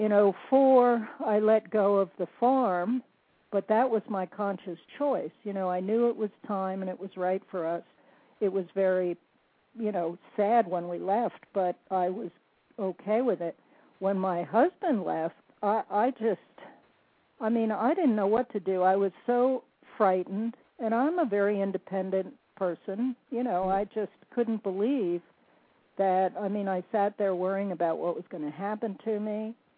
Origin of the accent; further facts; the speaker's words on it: New Jersey, United States; moved away as an adult; now in North Carolina, United States; a Jersey girl, born and raised in New Jersey, although I'm currently living in the mountains of North Carolina.